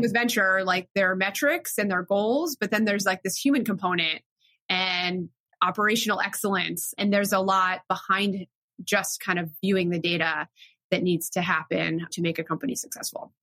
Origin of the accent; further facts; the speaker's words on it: South Florida, United States; moved away as an adult; also born or lived in Williamstown, Massachusetts / New York; I grew up in South Florida